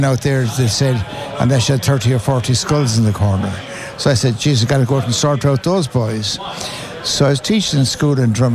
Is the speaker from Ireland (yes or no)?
yes; Ballymote, Connacht, Ireland; In Ballymote we had three golf courses where I was a boy